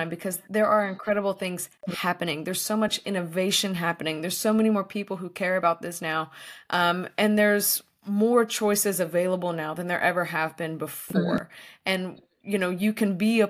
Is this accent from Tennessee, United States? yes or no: yes; Tennessee, United States; now in California, United States; where I grew up in Tennessee